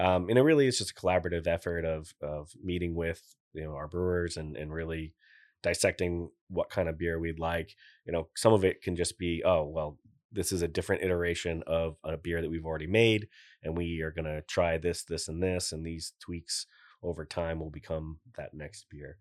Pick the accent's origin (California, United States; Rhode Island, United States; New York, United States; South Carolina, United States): Rhode Island, United States; Newport; also born or lived in Portsmouth, Rhode Island; I'm born and raised there. My wife's from Middletown. We live in Portsmouth. I was born in Newport